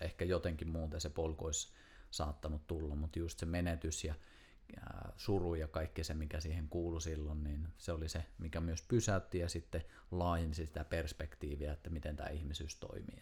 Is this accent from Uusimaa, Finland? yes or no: no; Kuusamo, North Ostrobothnia, Finland; moved away as an adult; muutin just Kuusamosta, mistä on siis kotoisin